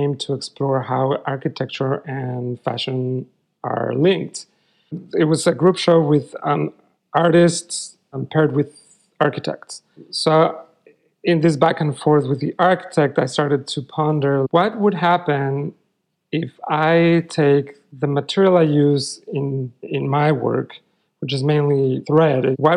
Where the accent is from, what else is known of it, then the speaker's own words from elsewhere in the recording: Mexico City, Mexico; moved away; I grew up in Mexico City